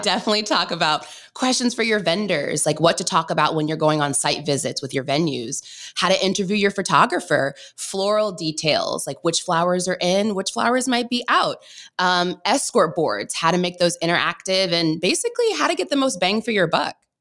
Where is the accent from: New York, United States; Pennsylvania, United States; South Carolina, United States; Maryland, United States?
Maryland, United States; I grew up in Maryland